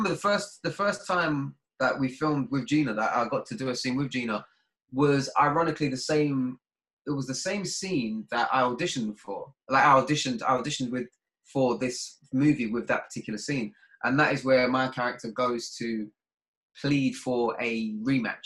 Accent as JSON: {"language": "English", "region": "London", "country": "United Kingdom", "said": "I'm from Deptford"}